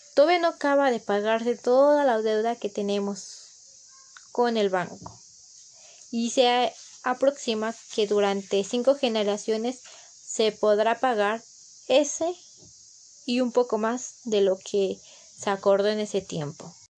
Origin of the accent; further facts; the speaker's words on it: Mexico; como mexicanos